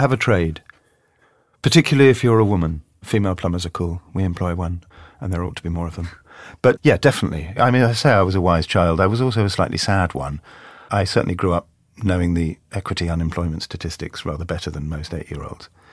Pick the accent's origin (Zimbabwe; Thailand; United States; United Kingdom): United Kingdom; London; I grew up in South London, and when I go and see my football team, A F C Wimbledon, I still come out talking like this